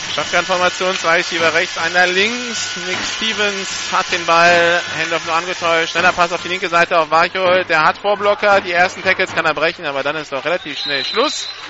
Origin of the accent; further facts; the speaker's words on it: France; ich bin ja Franzose